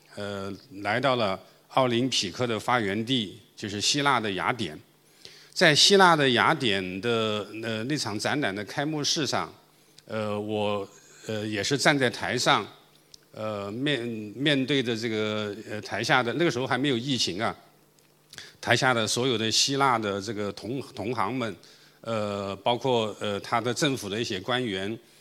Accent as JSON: {"language": "Chinese", "country": "China", "also_born_or_lived": "Guangzhou", "said": "我们中国人"}